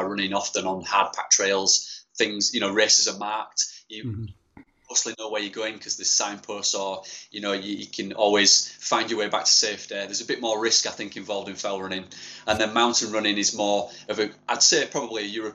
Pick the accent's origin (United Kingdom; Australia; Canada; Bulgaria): United Kingdom; Yorkshire and the Humber; born and bred in Yorkshire